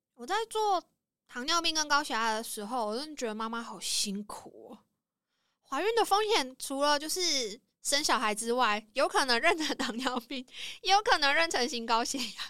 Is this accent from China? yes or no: no; Taiwan; 我们台湾人